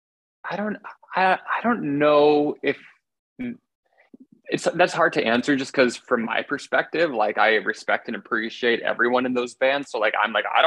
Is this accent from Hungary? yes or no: no; Milwaukee, Wisconsin, United States; now in New York City, United States; I grew up in Milwaukee